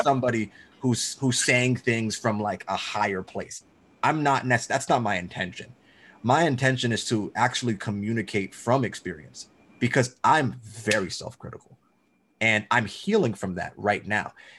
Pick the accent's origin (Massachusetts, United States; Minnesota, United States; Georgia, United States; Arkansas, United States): Georgia, United States; I'm from Georgia.